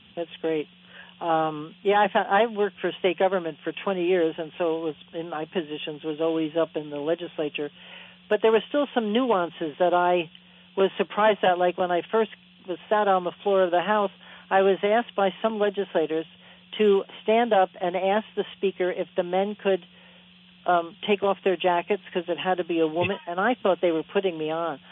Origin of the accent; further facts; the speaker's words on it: New Jersey, United States; I come from New Jersey